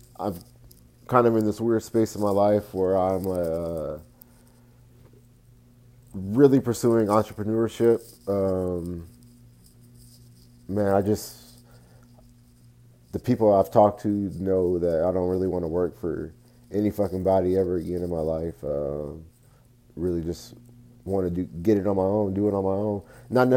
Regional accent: Fort Worth, Texas, United States; Born and raised in Fort Worth, Texas, the west side of Fort Worth, Texas, to be exact.

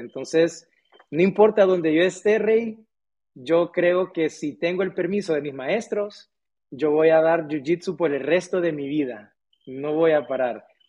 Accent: Tegucigalpa, Francisco Morazán, Honduras; Aquí nací, nací en Honduras eh, hace unos cuantos años atrás. Em, yo, la verdad que yo siempre fui muy afortunado en el sentido de que yo tuve acceso a ir a la escuela, entonces yo pude ir a una muy buena escuela, hice mi primaria, mi secundaria en un colegio muy, muy bueno de aquí de Tegucigalpa

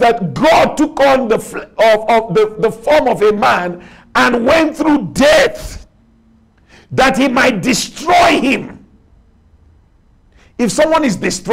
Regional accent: Nigeria; accent: Nigerian; I speak with my Nigerian accent.

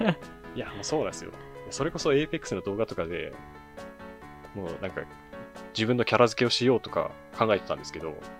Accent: Kitakyushu, Fukuoka, Japan; 僕、あの、地元北九州なんですけど。

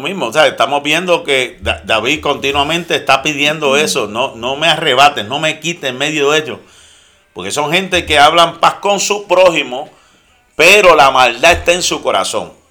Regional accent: Puerto Rico; moved away

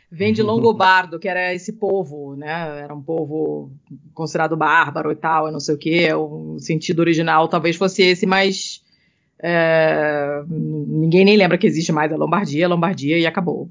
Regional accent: Rio de Janeiro, Brazil; moved away; eu sou do Rio

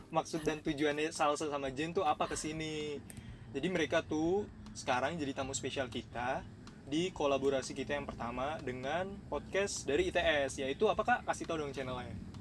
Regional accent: Java, Indonesia; gue tuh Jawa

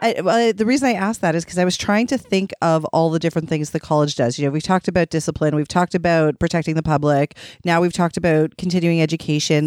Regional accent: Toronto, Ontario, Canada; I'm from Toronto, Ontario

